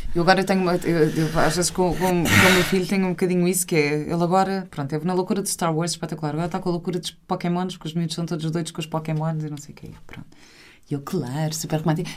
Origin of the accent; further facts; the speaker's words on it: Portugal; also born or lived in London; minha uh, aprendizagem cultural enquanto portuguesa